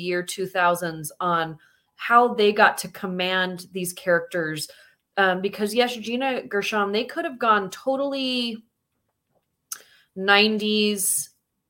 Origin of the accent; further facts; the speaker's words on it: Utah, United States; from Utah